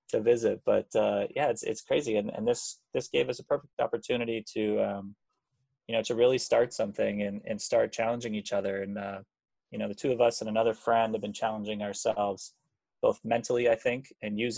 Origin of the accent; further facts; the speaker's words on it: Hamilton, Ontario, Canada; I am from Hamilton, so